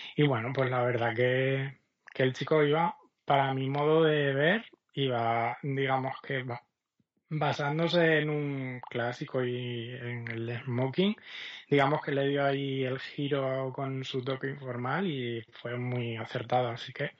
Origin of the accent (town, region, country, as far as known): Extremadura, Spain